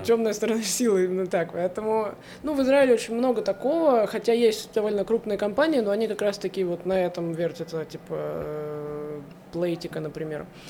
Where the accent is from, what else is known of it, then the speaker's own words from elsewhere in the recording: Saint Petersburg, Russia; moved away as an adult; now in Haifa, Israel; я из города, я из Петербурга, кстати, я всю жизнь там прожила в большом городе